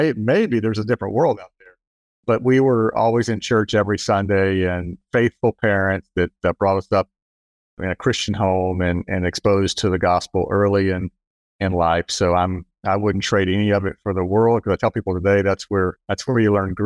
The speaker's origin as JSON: {"language": "English", "town": "Jacksonville", "region": "Florida", "country": "United States", "tie": "born or raised there", "said": "I grew up actually in Jacksonville. I'm a fourth generation in Jacksonville."}